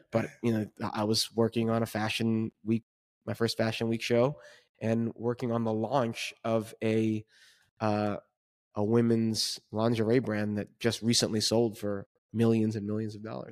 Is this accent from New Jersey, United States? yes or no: yes; Jersey City, New Jersey, United States; born and raised in Jersey City, currently, uh, still live in Jersey City